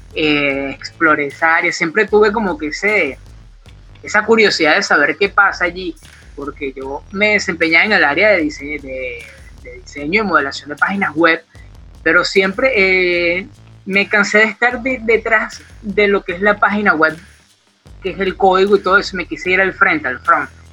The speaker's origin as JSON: {"language": "Spanish", "country": "Venezuela", "also_born_or_lived": "Colombia", "moved": "as an adult", "said": "cuando yo salgo de Venezuela y llego en este caso a Colombia"}